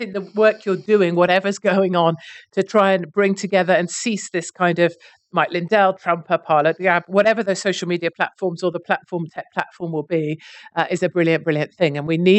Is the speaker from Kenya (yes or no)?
no; United Kingdom; And I'm a Brit.